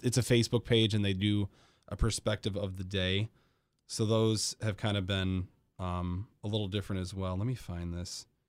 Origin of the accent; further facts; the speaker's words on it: Grand Rapids, Michigan, United States; I grew up in Grand Rapids, so everybody went to Grand Haven